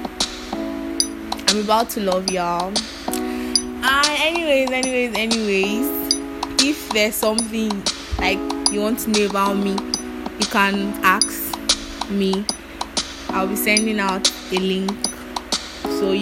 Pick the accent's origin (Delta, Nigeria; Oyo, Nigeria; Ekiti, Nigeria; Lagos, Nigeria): Ekiti, Nigeria; I'm from Ekiti State.